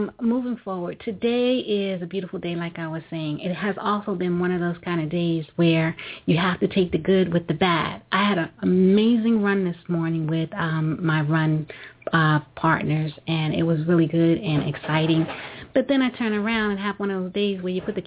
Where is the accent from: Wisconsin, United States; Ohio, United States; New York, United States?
New York, United States; I'm a New Yorker